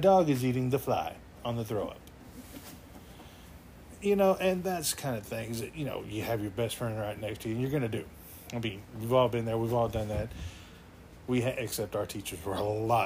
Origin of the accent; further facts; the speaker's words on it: Texas, United States; me being the Texan that I am